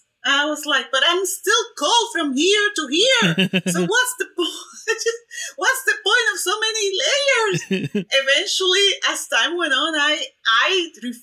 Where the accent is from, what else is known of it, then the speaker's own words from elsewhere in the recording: Puerto Rico; first language Spanish; English is a second language; moved away as an adult; also born or lived in Ames, Iowa; now in Mobile, Alabama, United States; I grew up, I was born and raised in Puerto Rico.